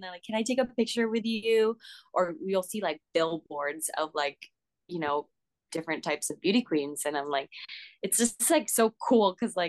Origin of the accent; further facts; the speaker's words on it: United States; moved away as an adult; also born or lived in Philippines; you being Filipino in a Filipino pageant, but you're born in America